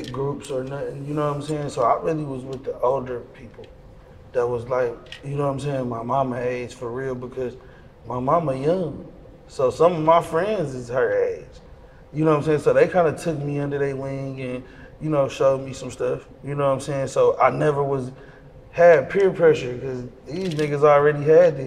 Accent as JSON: {"language": "English", "town": "Detroit", "region": "Michigan", "country": "United States", "tie": "born or raised there", "said": "I'm from the west side. I'm from Plymouth. Plymouth and Greenfield area."}